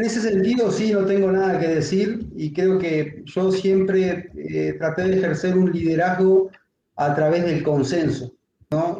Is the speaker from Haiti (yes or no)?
no; Uruguay; yo en mi país